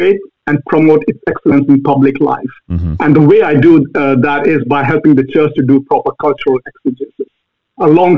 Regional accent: Bhopal, Madhya Pradesh, India; moved away as an adult; now in United States; I grew up in India, central India, a city called Bhopal.

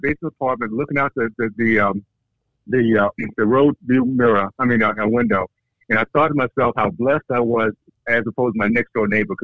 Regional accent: Deep South, United States; when I was growing up in Deep South in the 60s, KKK days

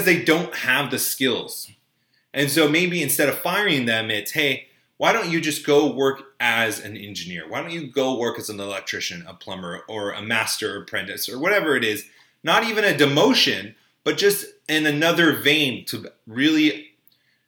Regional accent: United States; I grew up in Orange County

